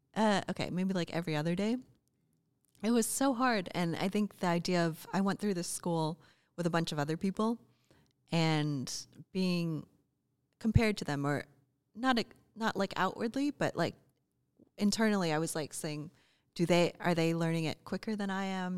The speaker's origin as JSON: {"language": "English", "country": "United States", "also_born_or_lived": "Oregon / Chicago / Austin, Texas / Australia", "said": "we're both American"}